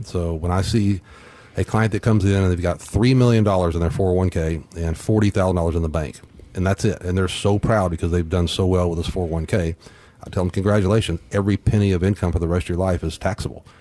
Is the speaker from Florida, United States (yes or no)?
no; Corpus Christi, Texas, United States; growing up in Corpus